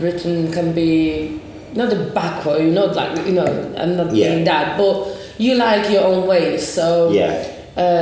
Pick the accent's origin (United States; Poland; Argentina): Poland; now in Huddersfield, United Kingdom; I'm from Poland